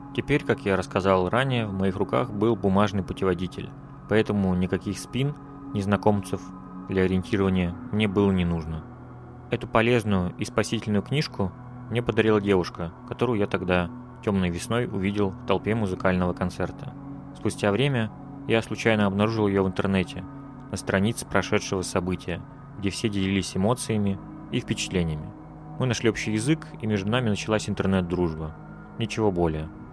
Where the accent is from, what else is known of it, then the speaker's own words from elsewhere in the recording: Udmurtia, Russia; moved away as an adult; also born or lived in Kazan, Russia; now in Moscow, Russia; я свалил из Казани и примерно на месяц вернулся в родную Удмуртию.